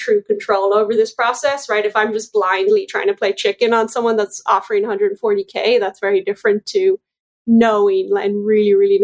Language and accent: English; Ireland; I'm Irish